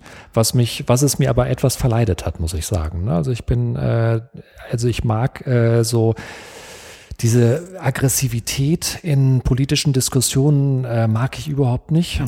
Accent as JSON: {"language": "German", "town": "Detmold", "region": "North Rhine-Westphalia", "country": "Germany", "tie": "born or raised there", "said": "ich bin in Detmold aufgewachsen, in Westdeutschland"}